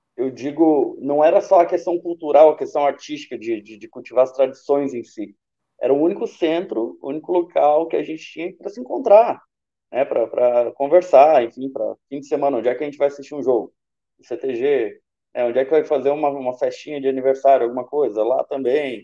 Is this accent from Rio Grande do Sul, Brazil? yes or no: no; Brasília, Federal District, Brazil; de Brasília, gaúcho de onde? De Brasília